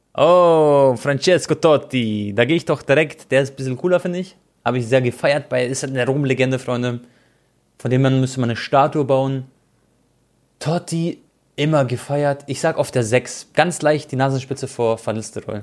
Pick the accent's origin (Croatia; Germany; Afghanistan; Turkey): Croatia; ich bin Kroate